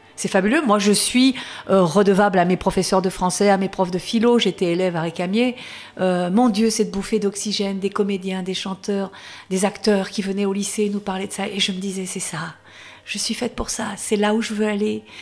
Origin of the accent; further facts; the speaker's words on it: the South, southern France, France; je suis du Sud